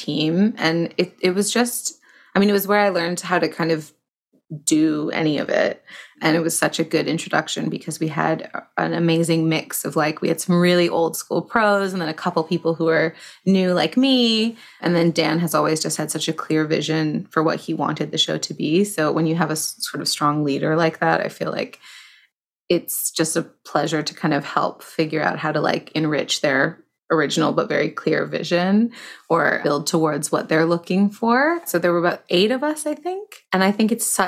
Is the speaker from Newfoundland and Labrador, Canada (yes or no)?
no; Toronto, Ontario, Canada; I started in Toronto, where I'm from.